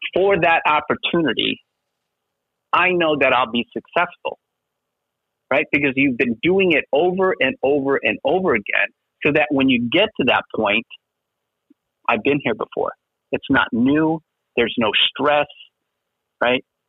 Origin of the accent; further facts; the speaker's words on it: Schenectady, New York, United States; now in Las Vegas, United States; I grew up in a little town in upstate New York, Schenectady, New York